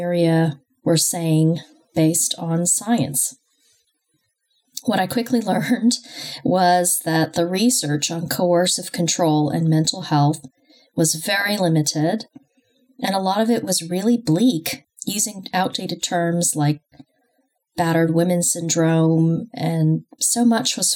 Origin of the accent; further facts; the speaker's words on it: United States; moved away as an adult; also born or lived in Los Angeles, California / New York / London; now in United Kingdom; I grew up in the US, however, which explains my accent